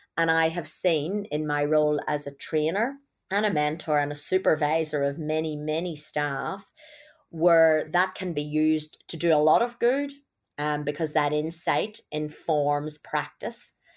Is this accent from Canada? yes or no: no; Northern Ireland, United Kingdom; accent: Irish; moved away as an adult; also born or lived in Belfast; now in Australia; growing up in Northern Ireland